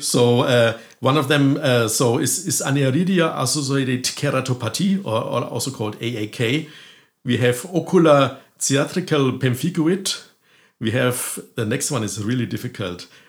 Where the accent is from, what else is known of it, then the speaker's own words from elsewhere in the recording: Germany; moved away as an adult; also born or lived in France / Berlin; now in Galway, Ireland; I'm originally from Germany